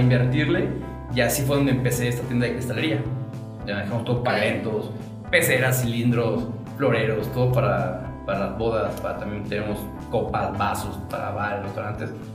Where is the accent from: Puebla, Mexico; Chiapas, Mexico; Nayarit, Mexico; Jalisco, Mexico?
Jalisco, Mexico; Guadalajara; now in Aguascalientes, Mexico; yo soy de Guadalajara, pero ya soy hidrocálido por adopción.